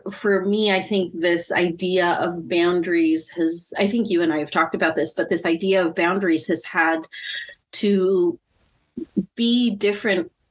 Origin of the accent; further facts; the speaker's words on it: Philippines; And that for me as a Filipino woman, a big part of me being healthy is my family.